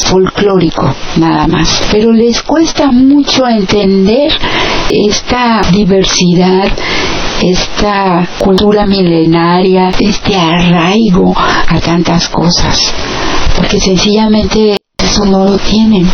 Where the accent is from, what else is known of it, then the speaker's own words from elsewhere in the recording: Mexico; nuestro país